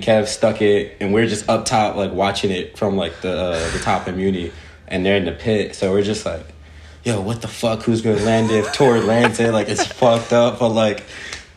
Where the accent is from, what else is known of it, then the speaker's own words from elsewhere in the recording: Philadelphia, Pennsylvania, United States; I grew up in Southwest Philly